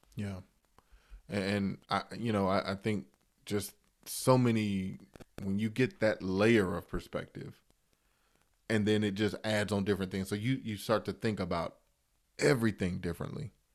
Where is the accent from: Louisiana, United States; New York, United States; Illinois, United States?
Illinois, United States; Chicago; I grew up in Chicago